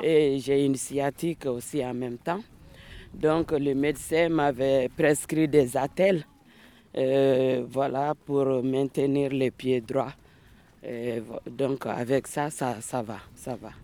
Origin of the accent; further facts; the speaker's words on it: Koutiala, Sikasso Region, Mali; also born or lived in Bamako, Mali; now in France; Je suis née à Bamako et j'ai fait mon enfance euh, vers le sud du Mali, dans une ville qui s'appelle Kouchala, un cercle de la région de Sikasso